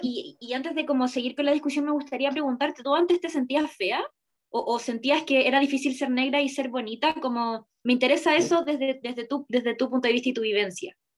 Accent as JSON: {"language": "Spanish", "town": "Iquique", "region": "Tarapacá", "country": "Chile", "tie": "born or raised there", "said": "yo crecí toda mi infancia y adolescencia en Iquique, en el norte"}